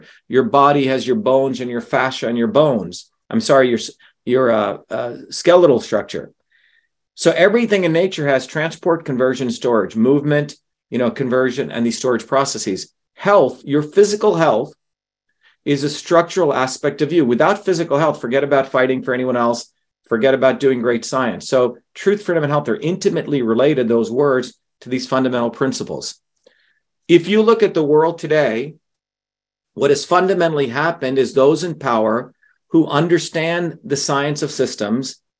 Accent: India; moved away; growing up in India, which has an oppressive caste system.

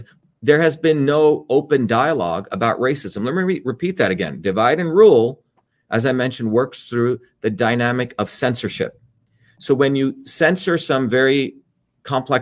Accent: New Jersey, United States; also born or lived in India; growing up in the United States, growing up in Jersey

